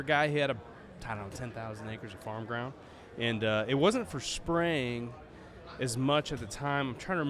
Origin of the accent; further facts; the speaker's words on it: Champaign, Illinois, United States; Champaign, Illinois.